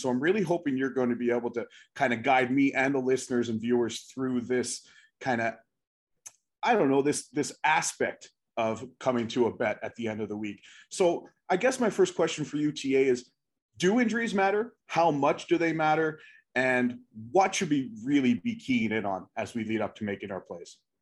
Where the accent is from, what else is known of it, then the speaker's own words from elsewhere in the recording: East Coast, United States; I grew up on the East Coast. I live on the East Coast